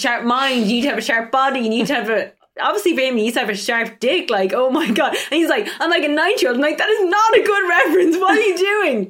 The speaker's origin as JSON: {"language": "English", "country": "Ireland", "said": "I'm from Ireland"}